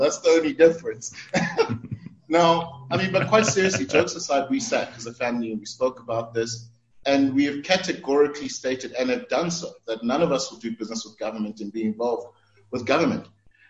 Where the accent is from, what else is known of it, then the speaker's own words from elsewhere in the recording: South Africa; as a South African, as a citizen